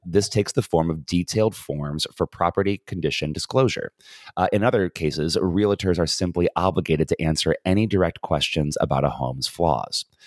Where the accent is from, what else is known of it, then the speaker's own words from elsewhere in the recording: United States; being an American